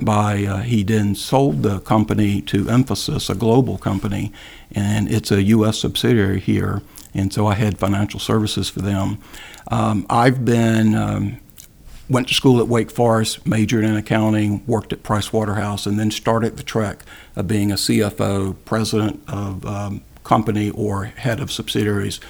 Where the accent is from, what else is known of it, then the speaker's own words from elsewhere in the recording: Greensboro, North Carolina, United States; moved away; I'm from Greensboro, North Carolina, and my father early on was the go-to guy for our larger neighborhood, for the west side of Greensboro, North Carolina